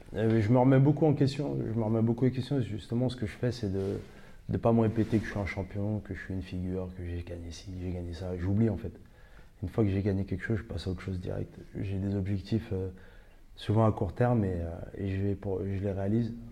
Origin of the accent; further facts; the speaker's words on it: Ivry-sur-Seine, Île-de-France, France; on a grandi ensemble à Ivry